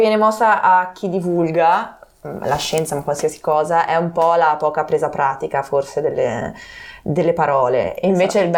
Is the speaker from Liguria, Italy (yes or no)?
yes; Genoa, Liguria, Italy; also born or lived in Bologna; in quanto genovesi innamorate della nostra città